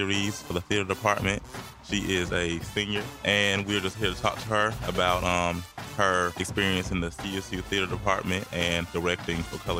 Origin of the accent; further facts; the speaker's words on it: Atlanta, Georgia, United States; I'm from Atlanta